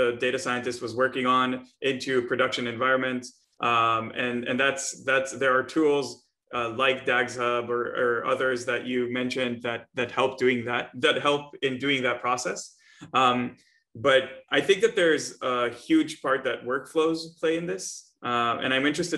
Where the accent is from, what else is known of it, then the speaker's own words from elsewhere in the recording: Israel; I'm from Israel